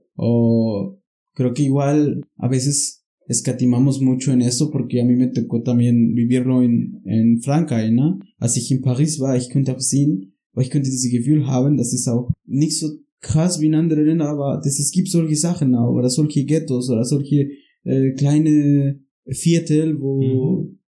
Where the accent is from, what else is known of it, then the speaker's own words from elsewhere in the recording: Pachuca, Hidalgo, Mexico; moved away; yo vengo del sur de Pachuca